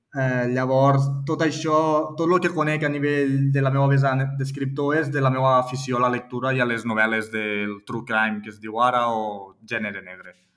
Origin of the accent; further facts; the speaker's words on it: Tortosa, Catalonia, Spain; moved away as an adult; also born or lived in Barcelona / Milan, Italy; now in Maresme, Spain; jo soc de Tortosa, soc nascut a Tortosa i soc ebrenc